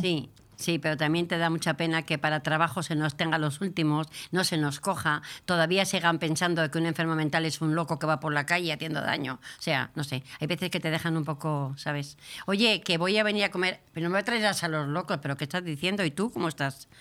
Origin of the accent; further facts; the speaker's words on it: Burgos, Castile and León, Spain; also born or lived in Segovia / Bilbao; criada en Burgos